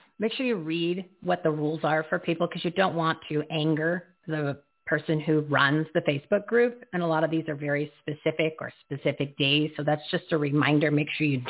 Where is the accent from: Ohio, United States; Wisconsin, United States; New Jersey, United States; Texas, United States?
New Jersey, United States; I'm from Jersey, too.